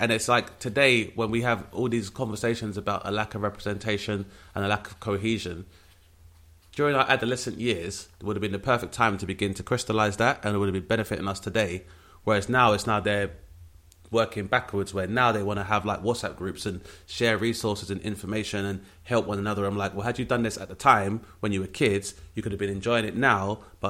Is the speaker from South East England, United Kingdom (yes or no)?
no; London, United Kingdom; which was a very rare experience for a lot of my peers growing up in Southeast London.